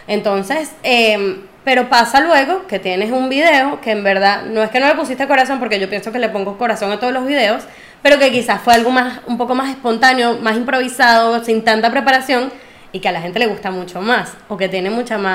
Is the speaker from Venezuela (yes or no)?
yes; Venezuela; Yo soy más venezolana que la arepa, pero mis raíces son árabes